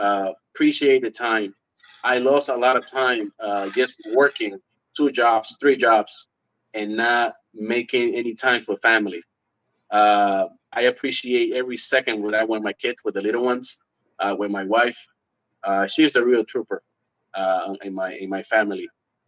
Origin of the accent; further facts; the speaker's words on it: Miami, Florida, United States; now in Clermont, United States; Well, I moved from Miami 2 years ago as well to Orlando.